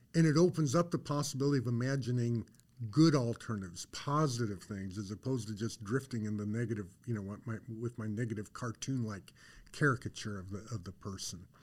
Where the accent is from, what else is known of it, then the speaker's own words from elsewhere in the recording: Colorado, United States; I grew up in Colorado.